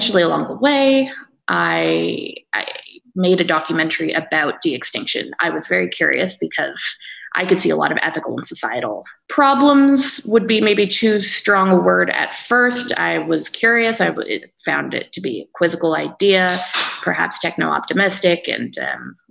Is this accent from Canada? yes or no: yes; Canada; moved away as an adult; also born or lived in Denmark; my home country of Canada